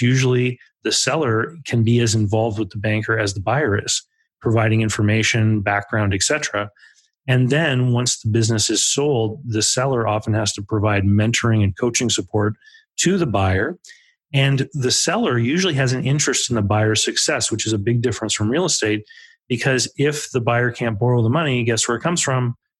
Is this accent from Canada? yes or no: yes; Canada; Growing up in Canada